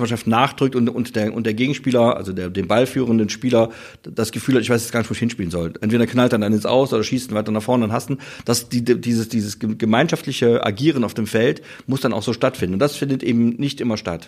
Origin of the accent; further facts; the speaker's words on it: Vulkaneifel, Rhineland-Palatinate, Germany; ich komme ja aus der Vulkaneifel, das deutsche Sizilien